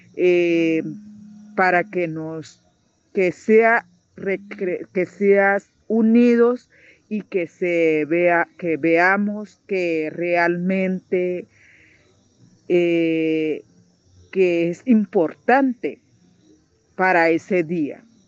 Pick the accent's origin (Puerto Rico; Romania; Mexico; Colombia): Colombia; Norte de Santander; also born or lived in Tibú; para nosotros las norte santanderianas